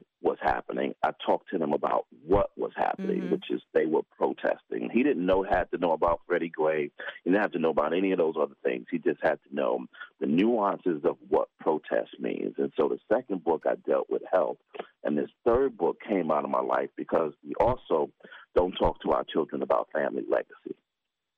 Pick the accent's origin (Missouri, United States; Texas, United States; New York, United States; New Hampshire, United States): New York, United States; New York City; also born or lived in Pinetops, North Carolina; I was born and raised in New York